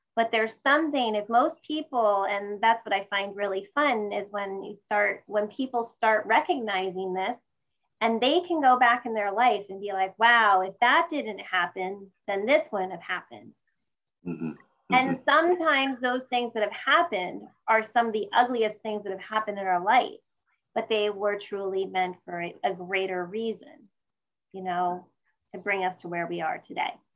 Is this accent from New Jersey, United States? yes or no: yes; Sparta, New Jersey, United States; now in San Jose, United States; I grew up in uh, Sparta, New Jersey, which is about an hour outside of New York City